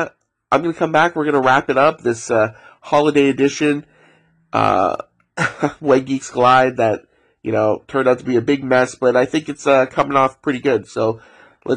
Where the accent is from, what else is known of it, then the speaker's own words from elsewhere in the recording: Ontario, Canada; Growing up in Ontario